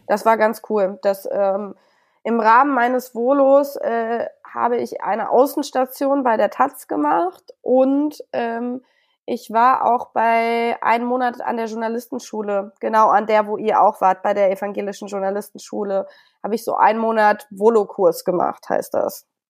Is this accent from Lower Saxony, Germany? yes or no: yes; Hameln, Lower Saxony, Germany; moved away as an adult; also born or lived in Bad Münder / Bonn; now in Berlin, Germany; ich bin ja in Hameln aufgewachsen